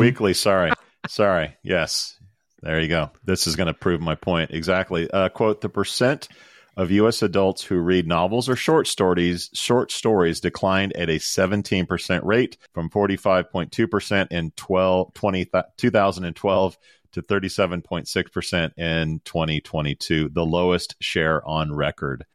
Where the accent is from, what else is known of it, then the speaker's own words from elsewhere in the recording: United States; as an American, my whole life